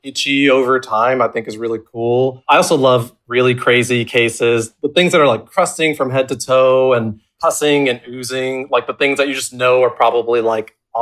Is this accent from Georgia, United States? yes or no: yes; Georgia, United States; also born or lived in South Texas; now in Kentucky, United States; I'm from Georgia